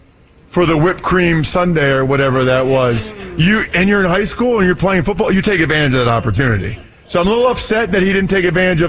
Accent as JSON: {"language": "English", "region": "Pennsylvania", "country": "United States", "tie": "born or raised there", "said": "growing up in Pennsylvania, I had Penn State season tickets"}